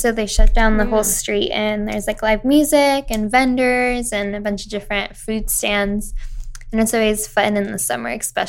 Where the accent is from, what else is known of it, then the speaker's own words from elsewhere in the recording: Huntington Beach, California, United States; I'm from Huntington.